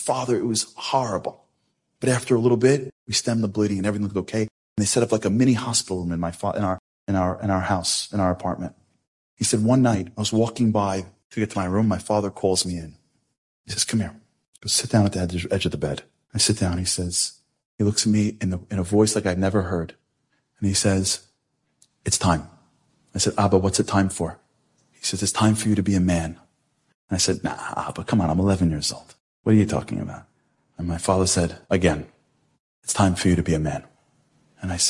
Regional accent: United States; I'm American

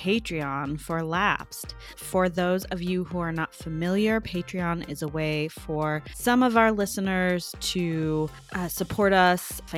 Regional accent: Chicago, Illinois, United States; I'm in the Chicago area and I grew up in the Chicago area

